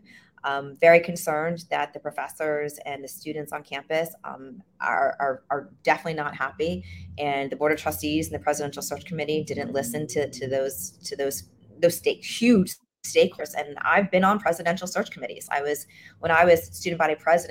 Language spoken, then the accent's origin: English; Miami, Florida, United States; born and raised in Miami